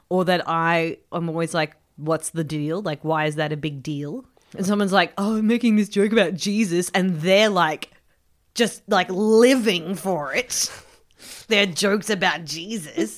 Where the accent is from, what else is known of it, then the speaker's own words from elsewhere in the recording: Melbourne, Victoria, Australia; I grew up in Melbourne